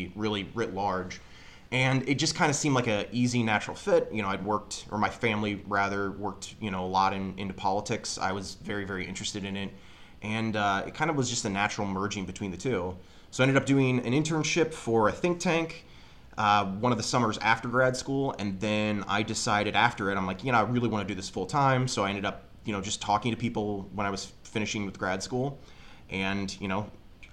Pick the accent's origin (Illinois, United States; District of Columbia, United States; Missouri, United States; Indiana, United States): Illinois, United States; Springfield; I'm originally from Springfield, Illinois.